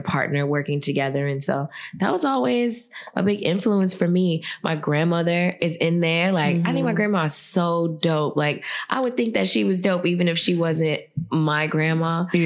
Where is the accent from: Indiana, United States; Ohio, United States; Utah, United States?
Indiana, United States; Gary; moved away as an adult; now in Lafayette, United States; Like growing up in Gary, I definitely feel like there was a sort of freedom in it.